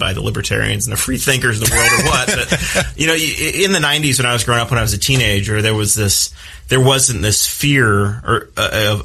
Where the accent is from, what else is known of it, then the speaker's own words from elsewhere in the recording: New Castle, Indiana, United States; growing up, I grew up in Newcastle